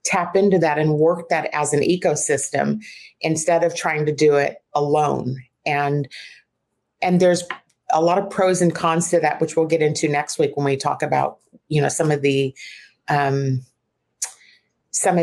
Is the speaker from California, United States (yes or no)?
yes; Fairfield, California, United States; I grew up in the Fairfield area